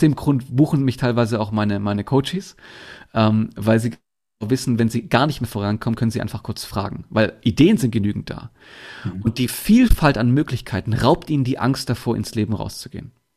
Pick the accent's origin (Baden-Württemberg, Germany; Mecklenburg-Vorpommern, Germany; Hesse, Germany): Baden-Württemberg, Germany; Bietigheim-Bissingen; Ich komme unter anderem aus, aus Bietigheim-Bissingen. Das ist Nähe Stuttgart. Da bin ich geboren worden.